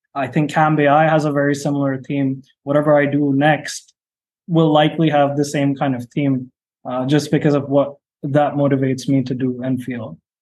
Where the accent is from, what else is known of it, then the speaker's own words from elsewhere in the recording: India; when I was growing up in India